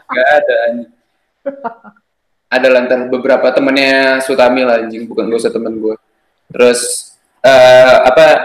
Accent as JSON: {"language": "Indonesian", "region": "Jakarta", "country": "Indonesia", "said": "Gue, uh, ya, gue orang Jakarta. Gue dari Jakarta."}